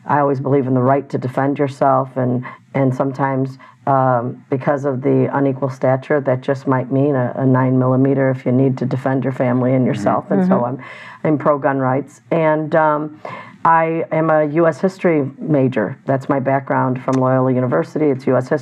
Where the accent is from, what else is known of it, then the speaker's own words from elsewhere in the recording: Chicago, Illinois, United States; I was born and raised in Chicago